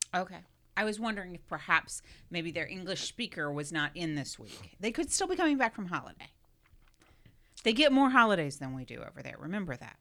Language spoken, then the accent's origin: English; South Florida, United States; growing up in South Florida